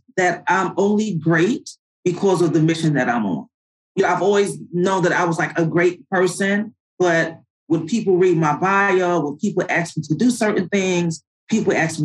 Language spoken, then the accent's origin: English; New York, United States; moved away as an adult; also born or lived in Annapolis, Maryland; I'm from New York